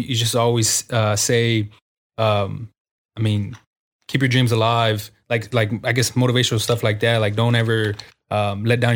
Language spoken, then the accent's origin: English; San Antonio, Texas, United States; I'm from the Southwest side of San Antonio.